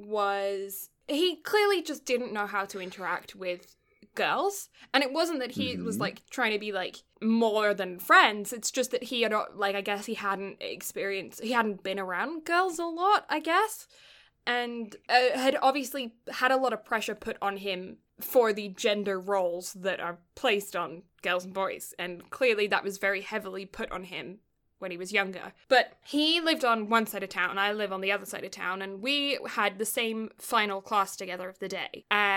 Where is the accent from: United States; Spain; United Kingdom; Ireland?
United Kingdom; England; I grew up in a house where I'm like, I'm English, you know, like, I don't have that level, that same chivalry thing isn't in my brain.